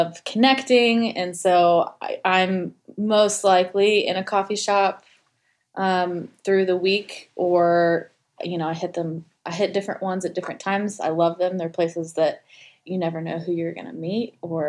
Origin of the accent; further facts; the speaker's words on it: Gainesville, Florida, United States; I grew up outside of Gainesville, Florida